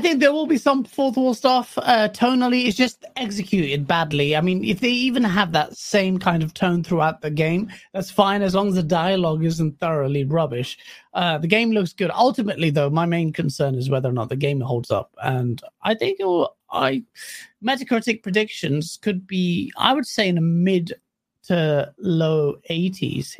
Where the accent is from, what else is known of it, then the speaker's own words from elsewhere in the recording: Pakistan; I'm Pakistani.